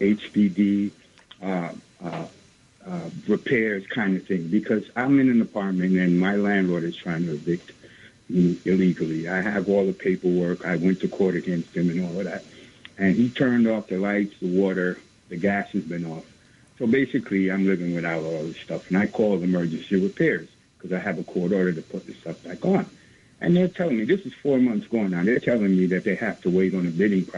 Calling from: New York City, New York, United States; I'm calling from East New York, Brooklyn.

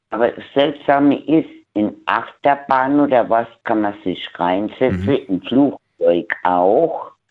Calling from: Kaiserslautern, Rhineland-Palatinate, Germany; Ich bin aus Kaiserslautern.

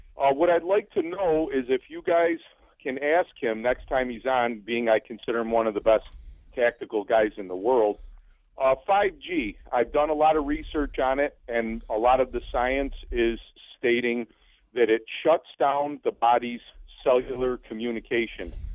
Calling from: Kirkville, New York, United States; I'm calling from Kirkville, New York

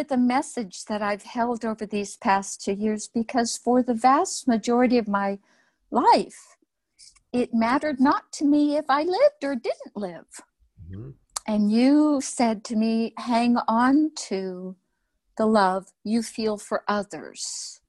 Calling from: Austin, Texas, United States; I'm coming from Austin, Texas.

